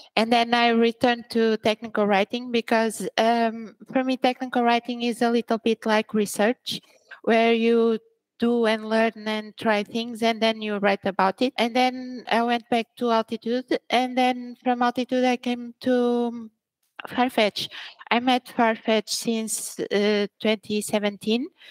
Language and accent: English; Braga, Portugal; also born or lived in Angola; I was born in Angola. Mm-hmm. And then, and then I came here when I was very little. I was three years Old when I came to Portugal and then I grew up here, so I'm more Portuguese